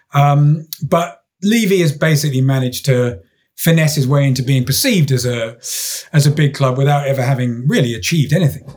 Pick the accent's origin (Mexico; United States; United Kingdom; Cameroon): United Kingdom; London; I'm sort of from South London